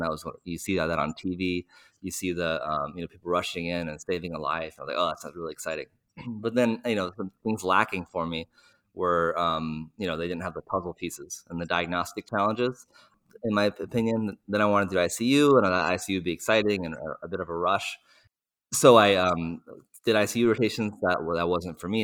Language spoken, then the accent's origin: English; United States; as an American, I don't speak many other languages